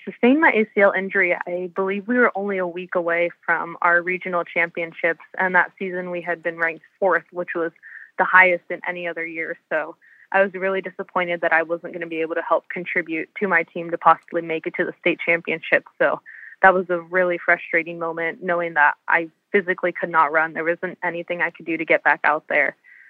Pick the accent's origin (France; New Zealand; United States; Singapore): United States; California; So growing up in Southern California, I knew I had wanted to be close to home.